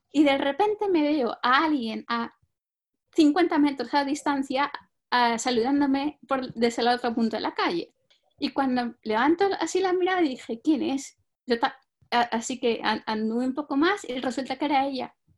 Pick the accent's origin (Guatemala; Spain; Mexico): Spain; moved away as an adult; also born or lived in Denmark / France; now in United Kingdom; yo eh, nací en España y llevo en Reino Unido unos cinco años, no llega